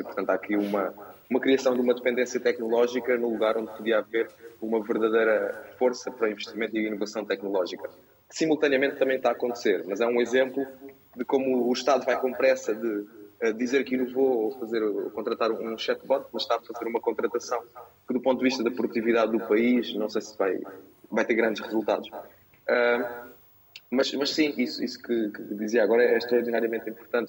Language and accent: Portuguese; Portugal; enquanto portugueses